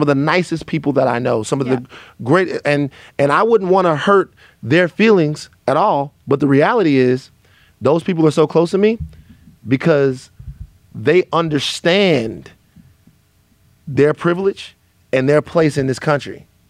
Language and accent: English; the South, United States; this is a problem even from growing up in the South, is I have a problem with Black people not wanting to hurt white people's feelings.